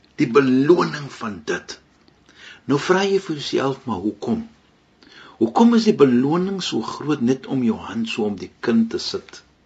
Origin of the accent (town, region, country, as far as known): South Africa